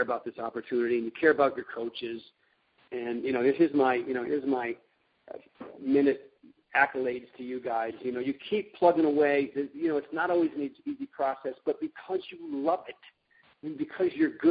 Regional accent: Connecticut, United States; moved away; also born or lived in Rhode Island; I grew up in Connecticut

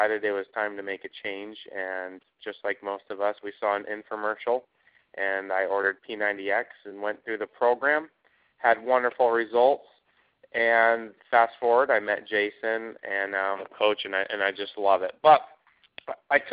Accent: Idaho Falls, Idaho, United States; moved away as an adult; now in Dallas, United States; I'm from Idaho Falls, Idaho, and just grew up like any other potato farm boy, so to speak, within a small city, about 100,000 people, and ventured out as soon as I turned 18 and ended up in Dallas, Texas

